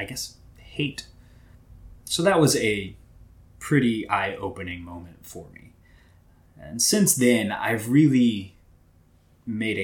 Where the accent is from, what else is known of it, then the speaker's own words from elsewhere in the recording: Southwest Missouri, United States; I was born and raised in Southwest Missouri